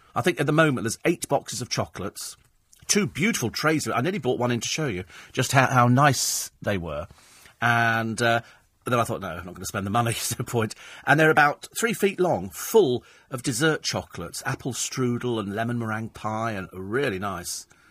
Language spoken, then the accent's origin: English; United Kingdom; I'm British.